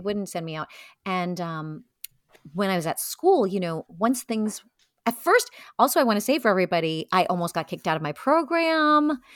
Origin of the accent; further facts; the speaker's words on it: New York City, New York, United States; I grew up in Brooklyn, so it was easy for me to commute into the city